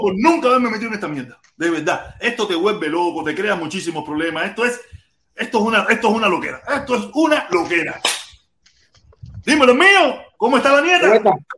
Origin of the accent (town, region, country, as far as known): Cuba; moved away